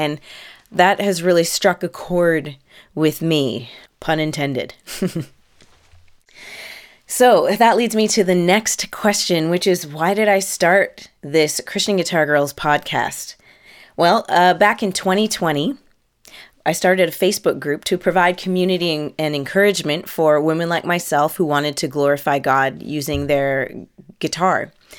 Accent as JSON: {"language": "English", "country": "Canada", "said": "Because I am Canadian."}